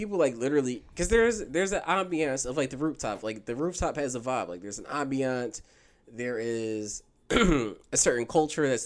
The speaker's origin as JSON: {"language": "English", "town": "Philadelphia", "region": "Pennsylvania", "country": "United States", "said": "as a Philadelphia person"}